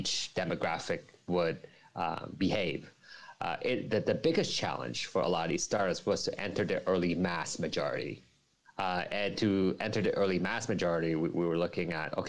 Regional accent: New Jersey, United States; now in Hong Kong; I'm not originally from Hong Kong. I'm from New Jersey, United States, and coming to Hong Kong

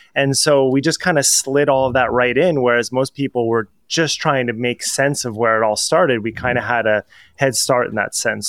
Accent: New Jersey, United States; I'm from New Jersey, so if you've ever watched The Sopranos, how all words become one word when people speak in sentences

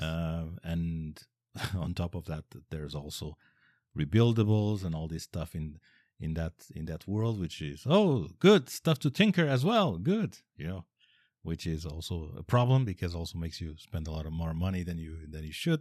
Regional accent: Portugal; I'm Portuguese, I come from Portugal

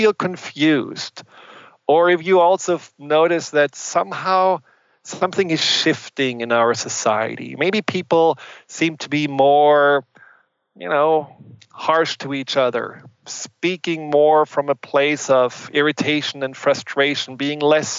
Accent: Germany; accent: German; English is a second language; moved away; I'm German, and I grew up in Germany

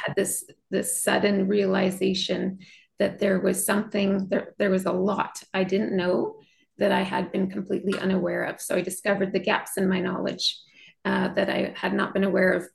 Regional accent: Western Canada, Canada; I'm from Western Canada.

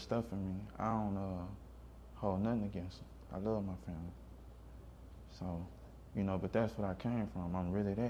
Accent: Hammond, Louisiana, United States; also born or lived in Seattle; Hammond, Louisiana

